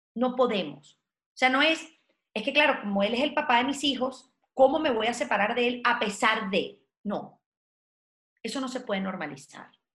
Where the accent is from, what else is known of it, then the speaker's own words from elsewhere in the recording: Venezuela; moved away as an adult; yo nací en un país de porfiados